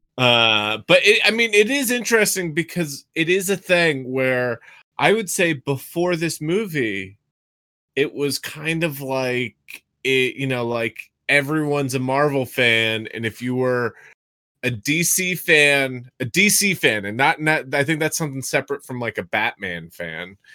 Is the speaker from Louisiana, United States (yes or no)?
no; Massachusetts, United States; I'm from Massachusetts